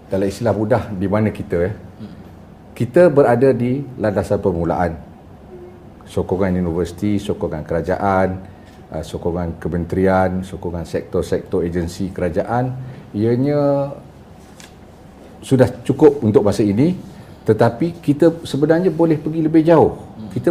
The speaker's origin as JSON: {"language": "Malay", "town": "Kuala Kangsar", "region": "Perak", "country": "Malaysia", "said": "Saya berasal dari Kuala Kangsar, Perak. Oh, Datuk, Datuk. Saya mak Kelantan, bapak Johor."}